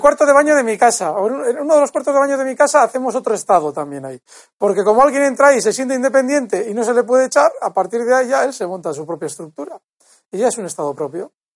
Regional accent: Bilbao, Basque Country, Spain; moved away as an adult; now in Madrid, Spain; yo soy de, eh, yo soy de Bilbao y vivo en un barrio muy, muy casta de Bilbao. Bueno, vivo, he vivido, eh, desde pequeño en un barrio muy casta, ahora vivo más en Madrid

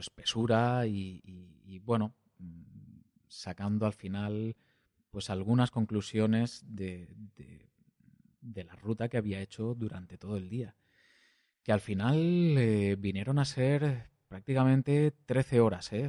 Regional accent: Valencian-speaking area, Valencian Community, Spain; accent: Valencian; first language Valencian; Spanish is a second language; hablo en, en valenciano, que es mi lengua materna

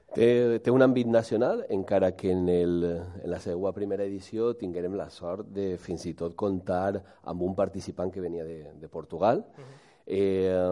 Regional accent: Valencian Community, Spain; la nostra eh, essència com a valencians

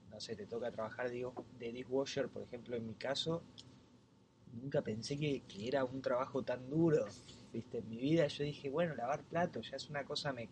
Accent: Argentina; moved away as an adult; now in New Zealand; soy de Argentina y llevo tres meses acá en Nueva Zelanda.

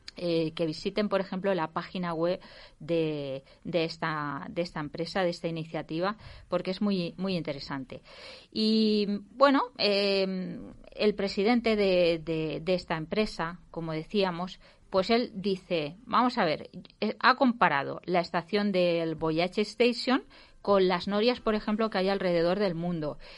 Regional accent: Valencia, Valencian Community, Spain; soy de Valencia.

